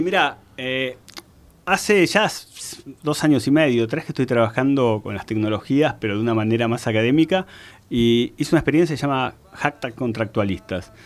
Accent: Mar del Plata, Buenos Aires Province, Argentina; moved away; also born or lived in Spain; yo soy Mar de Plata

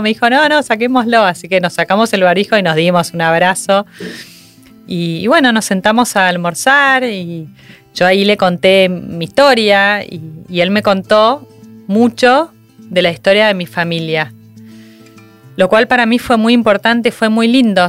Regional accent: Argentina; moved away as an adult; yo me fui a vivir afuera de Argentina con mi marido

